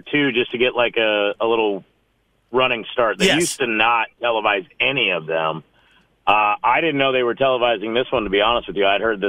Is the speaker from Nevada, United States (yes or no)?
yes; Las Vegas, Nevada, United States; the football team I grew up watching in Vegas, but I no longer root for them, so.